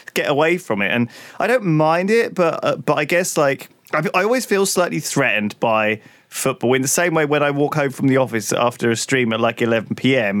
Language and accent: English; England, United Kingdom; as a kid growing up in England